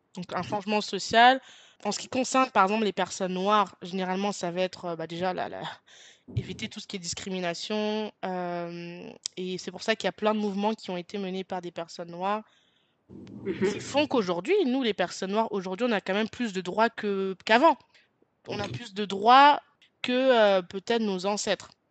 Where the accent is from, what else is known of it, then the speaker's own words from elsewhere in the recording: France; je suis française